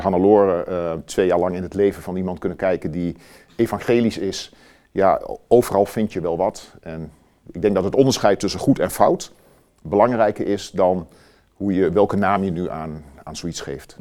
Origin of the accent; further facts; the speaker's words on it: Wierden, Overijssel, Netherlands; also born or lived in Almelo; ik ben getogen in Wierden. Ja. Onder de rook van Almelo